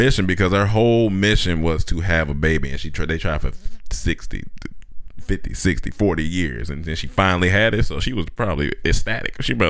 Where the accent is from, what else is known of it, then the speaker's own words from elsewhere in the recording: Chapel Hill, North Carolina, United States; it's my hometown